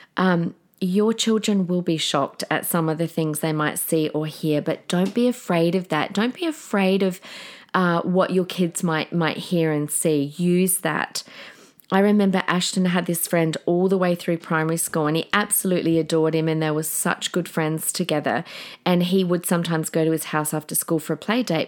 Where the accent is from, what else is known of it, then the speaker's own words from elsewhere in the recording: Adelaide, South Australia, Australia; now in Queensland, Australia; we're all from Adelaide